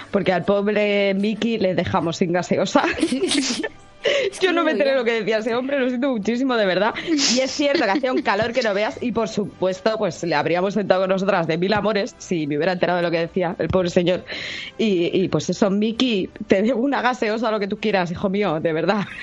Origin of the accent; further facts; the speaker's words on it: Colombia; now in Madrid, Spain; Claro que yo soy de Colombia, pero yo noto que es mucho el personal que viene a esta feria.